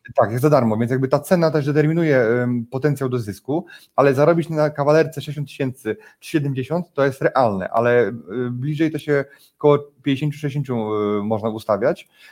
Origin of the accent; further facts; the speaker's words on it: Poland; u nas w Warszawie